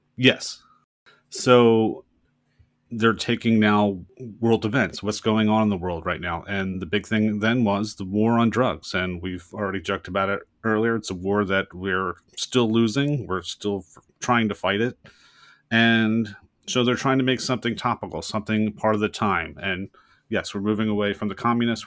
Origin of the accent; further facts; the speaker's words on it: United States; we as American audience